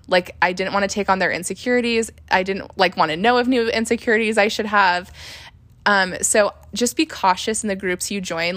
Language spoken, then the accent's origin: English; Utah, United States; now in Las Vegas, United States; I'm from Utah. I live in Las Vegas